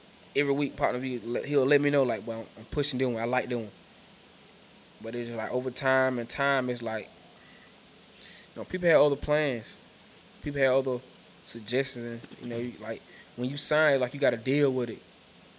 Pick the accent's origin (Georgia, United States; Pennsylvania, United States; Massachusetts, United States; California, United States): Georgia, United States; Macon; I'm from Macon. Like, we from Macon, Georgia.